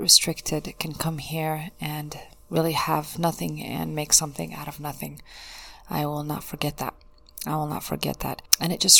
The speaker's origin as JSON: {"language": "English", "country": "United States", "tie": "born or raised there", "said": "growing up in the United States was a big culture shock for me"}